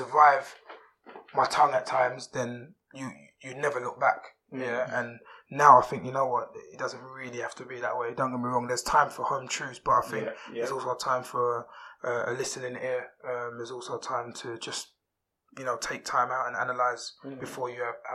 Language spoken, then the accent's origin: English; London, United Kingdom; I grew up in Peckham